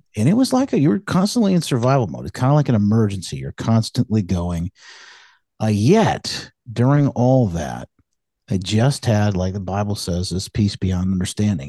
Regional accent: Michigan, United States; moved away as an adult; moved back, um, to my, uh, to, to my hometown where my wife and I had, uh, met each other here in Michigan

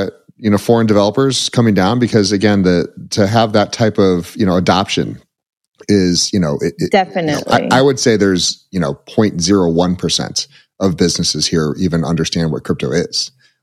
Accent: United States; I'm from the United States

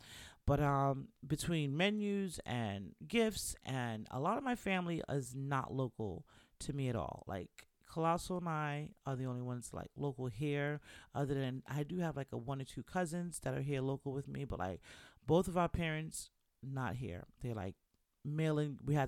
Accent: Bronx, New York, United States; you should know by now that I'm Jamaican. If you didn't know, if you're new to the show, welcome to She Can Talk. … I'm Jamaican from the Bronx

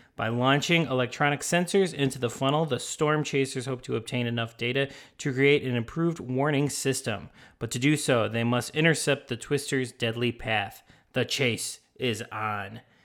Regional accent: Chicago, Illinois, United States; moved away; I was from Chicago.

